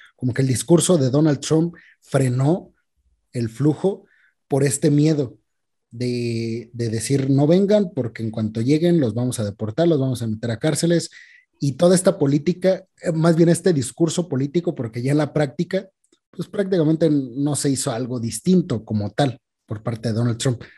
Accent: Queréndaro, Michoacán, Mexico; aquí en mi pueblo, en Queréndaro, aquí en Michoacán

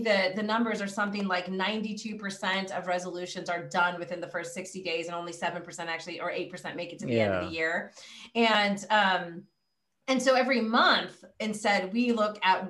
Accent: California, United States; I'm from California

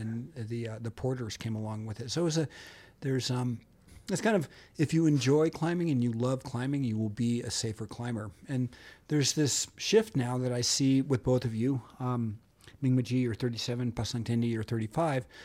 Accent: Montana, United States; I'm from Montana.

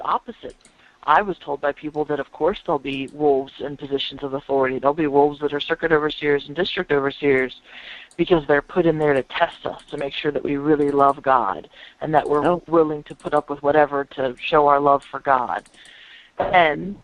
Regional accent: United States; I'm American here in the States

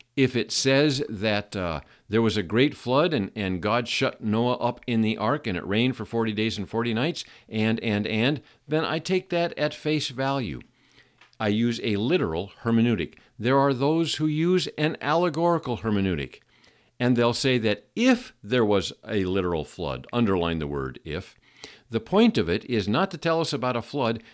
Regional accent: Seattle, Washington, United States; I grew up in Seattle

